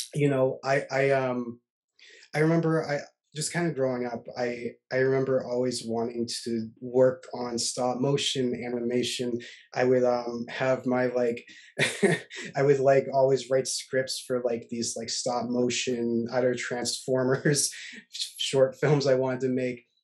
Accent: Halifax, Nova Scotia, Canada; growing up in Nova Scotia

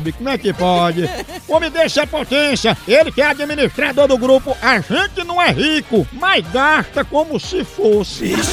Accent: Porto, Porto District, Portugal; Eu sou português, vivo em Portugal, sou português de Portugal, do Porto.

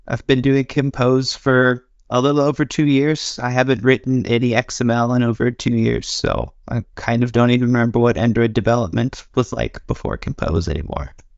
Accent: United States; now in Norway; I'm from America, living in Norway.

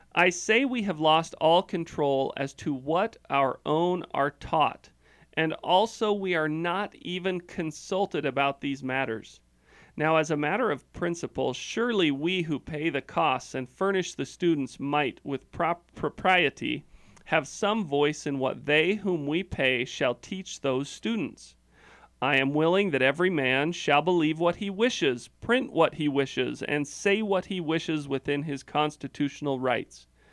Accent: Oregon, United States; now in Utah, United States; I grew up in Oregon

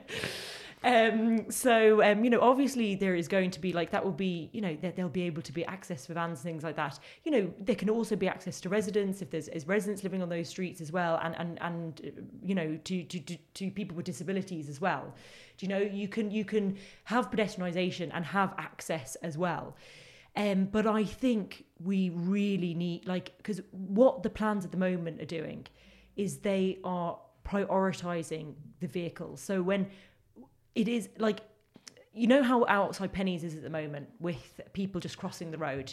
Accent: London, United Kingdom; now in Limerick, Ireland; as people can probably tell by my accent, that's where I grew, it's not a thick Limerick accent. I, I grew up in Crookerwood in, in northwest London.

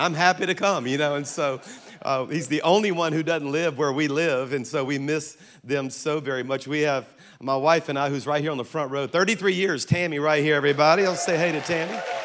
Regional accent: South Louisiana, United States; I'm from South Louisiana

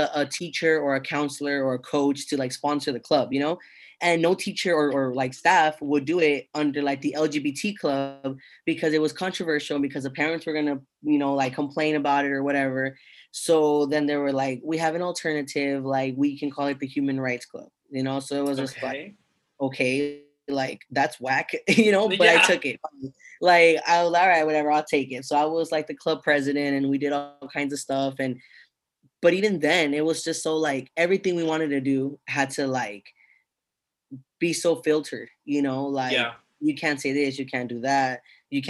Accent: United States; I was born in America

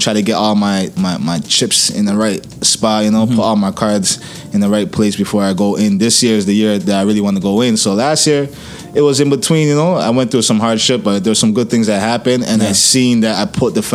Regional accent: Ghana; moved away; my home country

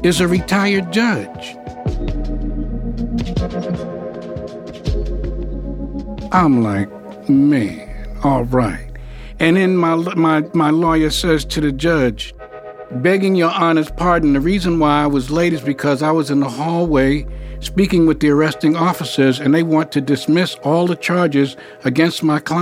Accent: New York, United States; moved away; I'm from New York. You know, I grew up in Harlem

